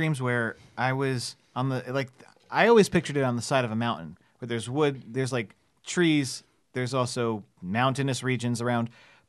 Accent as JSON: {"language": "English", "region": "New Jersey", "country": "United States", "tie": "born or raised there", "said": "I grew up in New Jersey."}